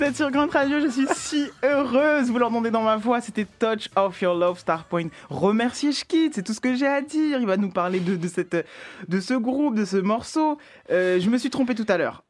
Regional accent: Val-de-Marne, Île-de-France, France; de là où j'ai grandi, donc euh, Val-de-Marne

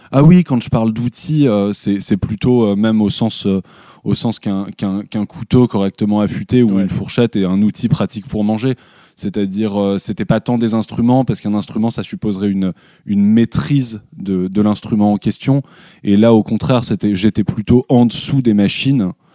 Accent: Paris, Île-de-France, France; sur la terrasse de mes parents, donc là où j'ai grandi euh, à Belleville, à Paris

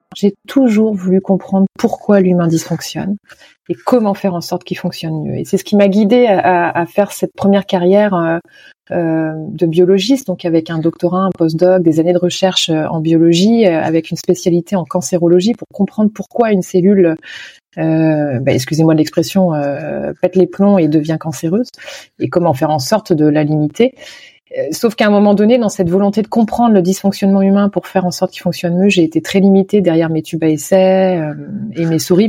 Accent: Nantes, Pays de la Loire, France; moved away as an adult; also born or lived in Canada; now in Nantes, France; depuis mon retour en France dans ma ville natale à Nantes il y a cinq ans

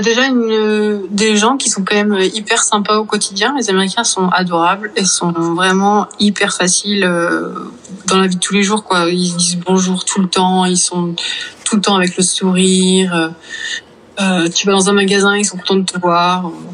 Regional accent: Vannes, Brittany, France; moved away; j'ai grandi à Vannes, en Bretagne

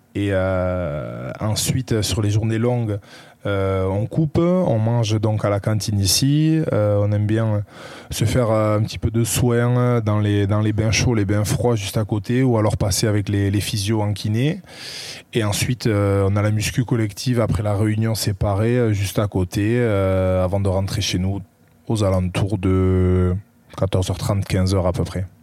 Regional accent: Saint-Pée-sur-Nivelle, Nouvelle-Aquitaine, France; moved away as an adult; also born or lived in Bayonne / Toulon; now in Carqueiranne, France; je suis né à Bayonne le 11 mai 93 et euh, j'ai grandi euh, à Saint-Pé-sur-Nivelle.

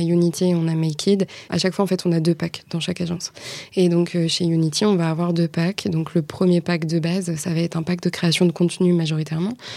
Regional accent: Le Ménil-Vigot, Normandy, France; moved away as an adult; now in Rennes, France; j'ai longtemps vécu en Normandie, d'où je suis originaire. Donc je viens d'un tout petit village qui s'appelle Le Ménilvigo.

